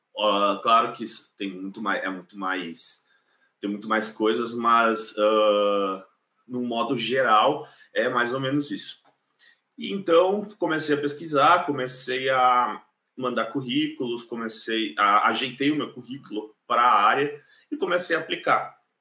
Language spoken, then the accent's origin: Portuguese; Caxias do Sul, Rio Grande do Sul, Brazil; moved away as an adult; now in Ireland; eu sou de Caxias do Sul, na Serra Gaúcha. Eu moro na Irlanda já fazem dois anos e meio